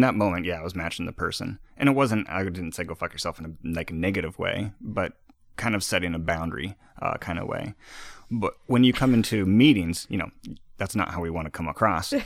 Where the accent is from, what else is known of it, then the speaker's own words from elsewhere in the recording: Iowa, United States; moved away; also born or lived in East Coast; I'm from the Midwest. I'm from Iowa